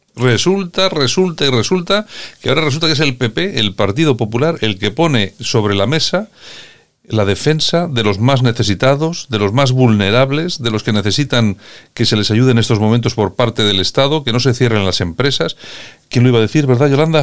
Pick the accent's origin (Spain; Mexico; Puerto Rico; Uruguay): Spain